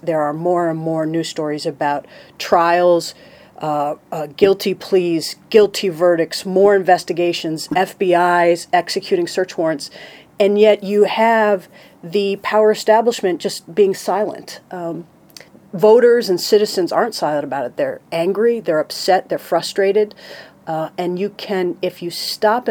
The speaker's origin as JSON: {"language": "English", "region": "upstate New York", "country": "United States", "tie": "born or raised there", "said": "I grew up in upstate New York in a town"}